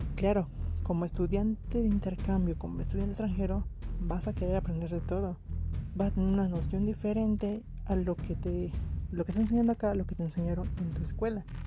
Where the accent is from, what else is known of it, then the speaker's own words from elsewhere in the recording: Mexico; como mexicanos